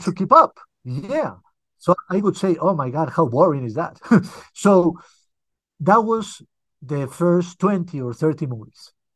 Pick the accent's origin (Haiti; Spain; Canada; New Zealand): Spain; Barcelona, Catalonia; moved away as an adult; also born or lived in United Kingdom; now in Colombia; Well, I was born here, but when I was very little, I moved with my family, my parents, and my brother to Europe. So basically, I grew up in Europe, especially in Spain, in Barcelona.